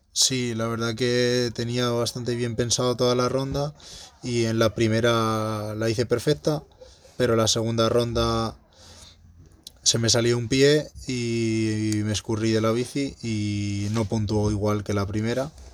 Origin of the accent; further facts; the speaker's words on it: Madrid, Community of Madrid, Spain; moved away; la de Madrid coincide, que, es en, pues en mi ciudad natal